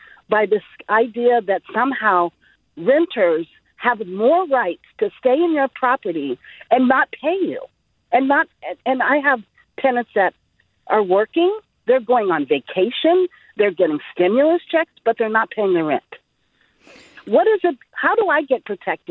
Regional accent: Bay Area, California, United States; I am a Bay Area native. I'm in Oakland

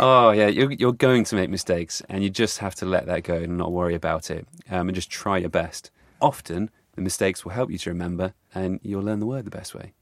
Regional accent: England, United Kingdom; as an English person learning Chinese

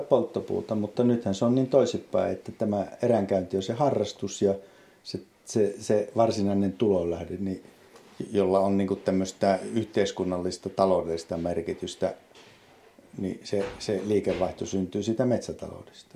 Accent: Vaala, Kainuu, Finland; olen syntynyt Vaalassa – kasvanut Vaalassa

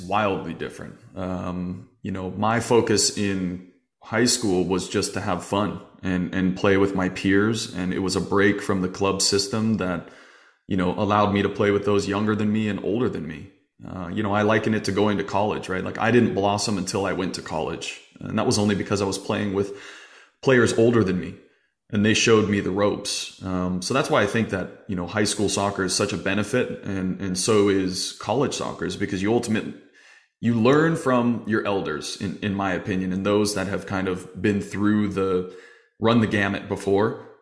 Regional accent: Arizona, United States; growing up in Arizona, we had a small league

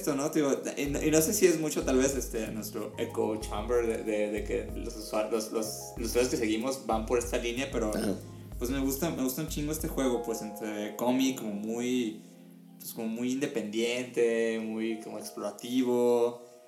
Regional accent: Mexico; siendo mexicanos

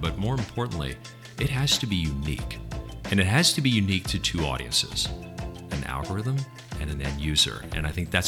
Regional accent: Texas, United States; now in New Jersey, United States; So I'm still a Texan through and through

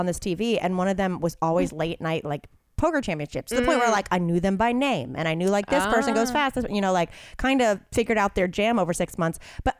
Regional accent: the South, United States; I'm from the South, so it's like second cousin once removed.

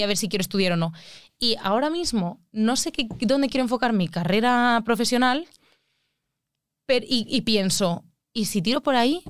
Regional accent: Alicante, Valencian Community, Spain; yo es que soy de Alicante

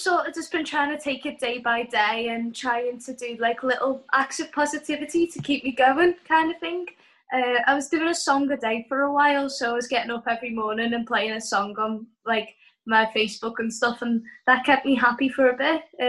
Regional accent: Liverpool, North West England, United Kingdom; Oh, I'm from Liverpool.

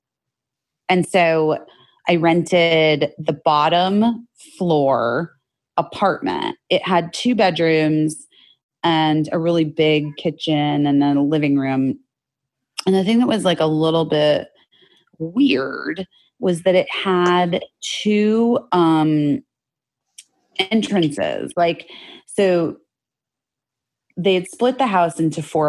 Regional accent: Arizona, United States; moved away as an adult; now in Los Angeles, United States; I grew up in Arizona where everything's brand new

